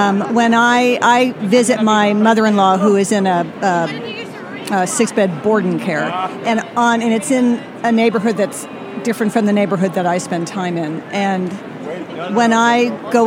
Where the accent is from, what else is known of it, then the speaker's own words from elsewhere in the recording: Stockton, California, United States; I'm from Stockton, California, so up north